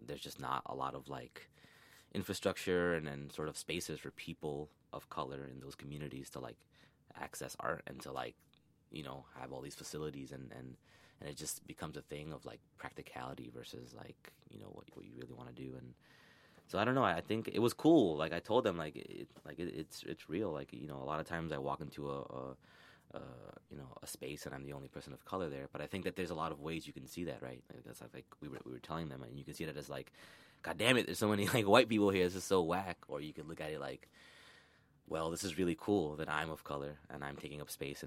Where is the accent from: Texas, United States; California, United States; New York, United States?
New York, United States; New York City; I grew up in the Bronx